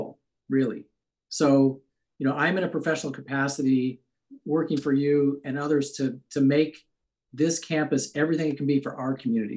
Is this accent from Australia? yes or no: no; Midwest, United States; moved away as an adult; also born or lived in Stanford, California / Ann Arbor, Michigan / San Francisco, California; now in Davis, United States; I grew up in the Midwest, came to college at Stanford